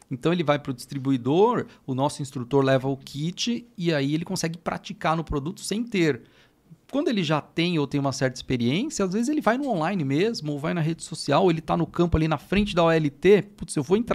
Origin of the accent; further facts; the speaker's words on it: São Paulo, Brazil; Eu sou daqui de São Paulo, Zona Sul, aqui de São Paulo